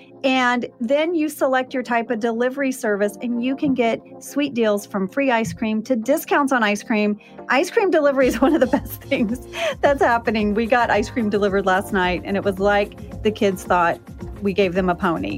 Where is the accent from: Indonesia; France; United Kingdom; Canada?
Indonesia; Jakarta; So I grew up overseas. I grew up in Jakarta, Indonesia. My dad was a drilling engineer.